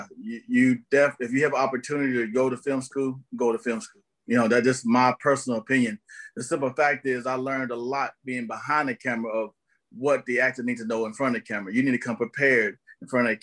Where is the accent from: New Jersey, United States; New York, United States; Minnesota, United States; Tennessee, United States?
Tennessee, United States; also born or lived in Tampa Bay, Florida; now in Los Angeles, United States; of Tennessee is where I'm from, and lived in Tampa Bay, Florida for over 10 years of my life